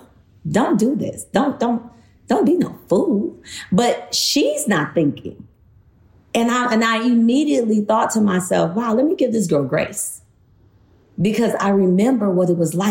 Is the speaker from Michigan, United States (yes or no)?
yes; Detroit, Michigan, United States; moved away as an adult; also born or lived in the South; I moved from Detroit fresh off the block into the South.